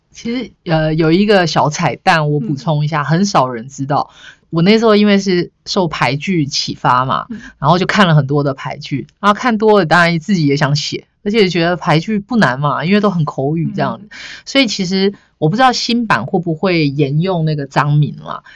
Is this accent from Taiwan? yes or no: yes; Yunlin County, Taiwan; moved away as an adult; also born or lived in Chiayi, Taiwan; 我想念的其实不是我的故乡云林